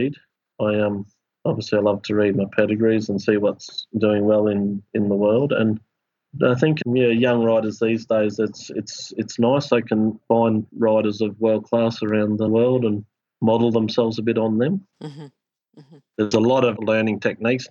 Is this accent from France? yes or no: no; Queensland, Australia; as a Queenslander, I'm proud of Queensland.